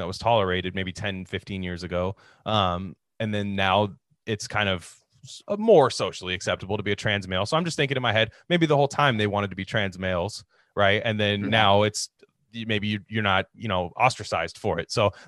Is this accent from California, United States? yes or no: yes; Bay Area, California, United States; growing up in the Bay Area